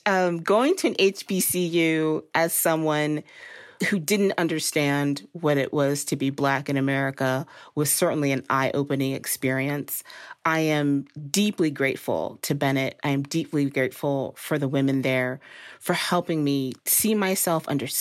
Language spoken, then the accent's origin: English; Dominican Republic; also born or lived in Costa Rica / Thailand / Belgium; So I grew up in the Dominican Republic, Costa Rica, Thailand, and Belgium.